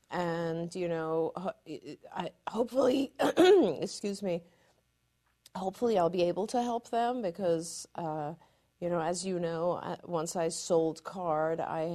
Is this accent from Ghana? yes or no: no; Iran; born there; Even though I was born in Iran, you know, I grew up in a very Western culture